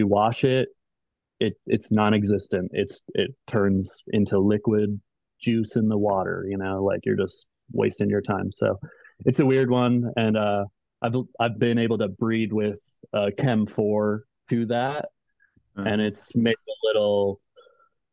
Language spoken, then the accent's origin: English; Colorado, United States; moved away as an adult; also born or lived in Central America; now in Oregon, United States; Colorado where I'm originally from